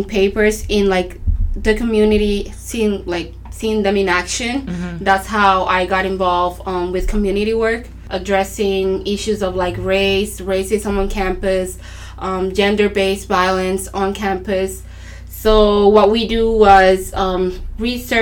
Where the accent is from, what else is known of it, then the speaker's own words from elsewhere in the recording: Arroyo, Puerto Rico; I grew up here in Puerto Rico, Arroyo, Puerto Rico, which is located in the southeast of the island